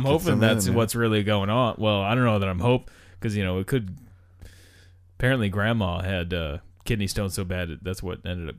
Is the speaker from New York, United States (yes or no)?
yes; New York, United States; I am from New York.